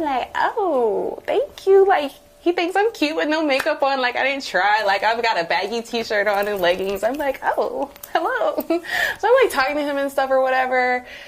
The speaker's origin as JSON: {"language": "English", "town": "New Orleans", "region": "Louisiana", "country": "United States", "moved": "yes", "said": "I'm from New Orleans. Um, shout out to the 504."}